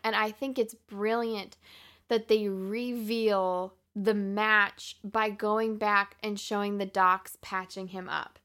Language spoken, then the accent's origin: English; the North, United States; we grew up in the North.